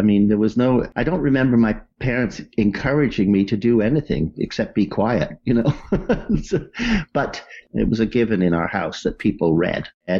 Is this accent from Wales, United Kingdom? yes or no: yes; Wales, United Kingdom; I'm a Welshman, you know.